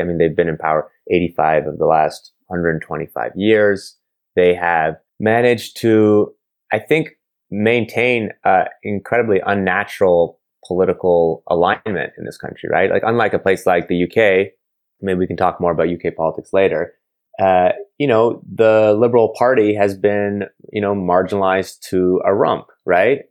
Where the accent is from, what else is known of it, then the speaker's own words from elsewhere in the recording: Montreal, Quebec, Canada; I'm from Montreal